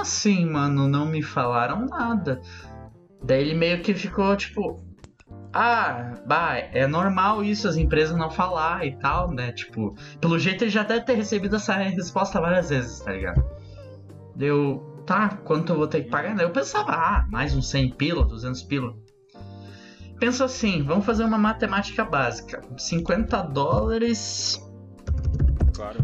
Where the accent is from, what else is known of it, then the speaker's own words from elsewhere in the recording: Brazil; eu sou do Brasil